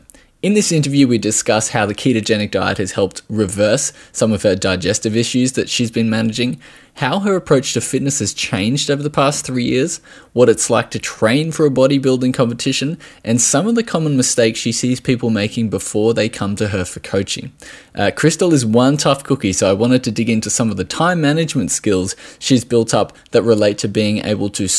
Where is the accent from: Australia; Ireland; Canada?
Australia